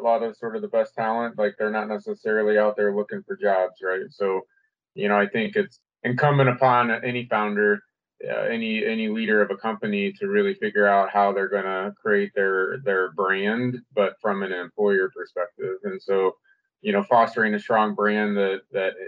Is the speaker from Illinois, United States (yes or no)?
yes; Illinois side of the river, United States; also born or lived in St. Louis, Missouri; I grew up here, right? And in St. Louis, we like to say I grew up on the Illinois side of the river, just across with the stone's throw away